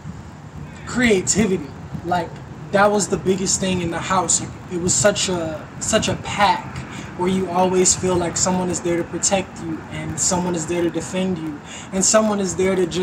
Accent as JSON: {"language": "English", "town": "Houston", "region": "Texas", "country": "United States", "tie": "born or raised there", "said": "I was fortunate to grow up in Houston, Texas, where I was raised around all these different backgrounds"}